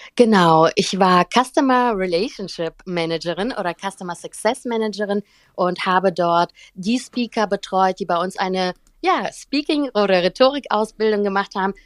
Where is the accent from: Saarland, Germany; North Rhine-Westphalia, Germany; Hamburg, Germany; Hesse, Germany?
North Rhine-Westphalia, Germany; Cologne; also born or lived in St. Petersburg, Russia; bin in Köln aufgewachsen